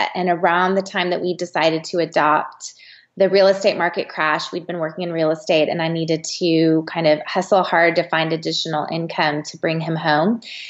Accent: San Antonio, Texas, United States; now in Austin, United States; I'm from Texas. I'm from San Antonio.

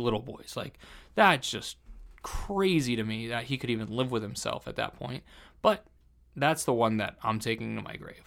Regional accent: New Jersey, United States; I'm from Jersey

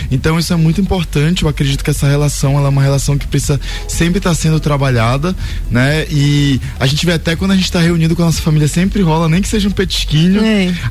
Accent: Pará, Brazil; E eu sou paraense, é, gosto muito de açaí

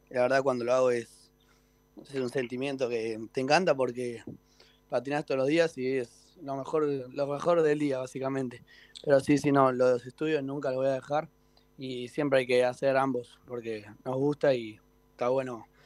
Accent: Vicente López, Buenos Aires Province, Argentina; Sí, sí, vivo acá en zona norte, en Vicente López.

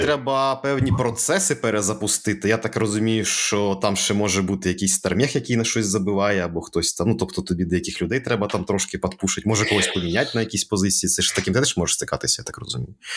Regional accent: Kherson, Kherson Oblast, Ukraine; now in Kyiv, Ukraine; в нашому рідному місті

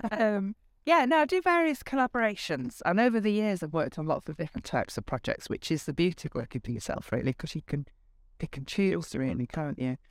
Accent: Bradford, Yorkshire and the Humber, United Kingdom; also born or lived in Liverpool / Lancashire; now in Northwich, United Kingdom; I am a Yorkshire

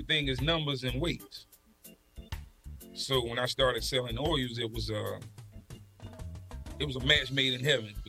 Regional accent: South Carolina, United States; moved away; also born or lived in Burlington, North Carolina / Richmond, Virginia / Washington, D.C.; I'm originally from South Carolina. Got in trouble. They migrated me to Burlington, North Carolina

